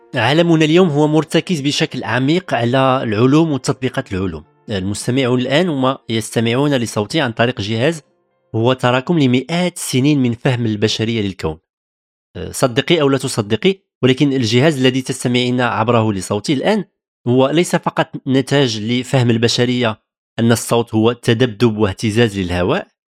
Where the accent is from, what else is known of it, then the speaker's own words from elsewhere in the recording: Tangier, Tanger-Tetouan-Al Hoceima, Morocco; moved away as an adult; now in France; ازددت ونشأت في مدينة طنجة شمال المغرب